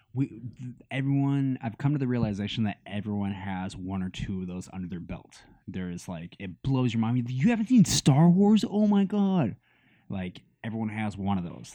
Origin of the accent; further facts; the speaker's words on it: Astoria, Oregon, United States; also born or lived in Warrenton, Oregon; we're from Warrenton and Astoria, where the Goonies was filmed